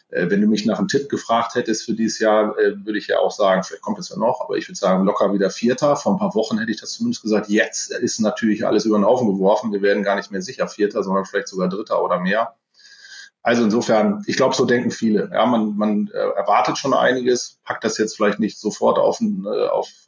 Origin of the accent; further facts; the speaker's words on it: Bramsche, Lower Saxony, Germany; Ansonsten komme ich aus dem Bereich Osnabrück, habe auch ein kleines lila weißes Herz in meinem Herzen, muss man sagen, aber das ist natürlich naheliegend. Ähm, ich bin Bramscher, das ist nicht so weit, ich weiß.